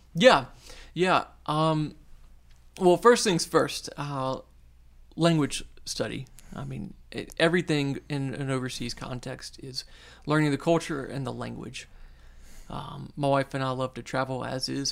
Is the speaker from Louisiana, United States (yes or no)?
yes; North Shore of New Orleans, Louisiana, United States; moved away as an adult; now in New Orleans, United States; I'm, I'm from the North Shore. uh, originally